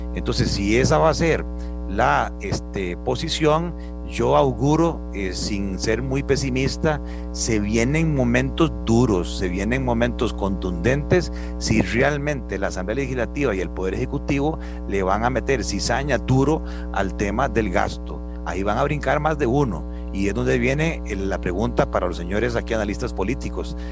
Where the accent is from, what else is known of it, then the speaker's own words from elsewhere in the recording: Costa Rica; todos somos costarricenses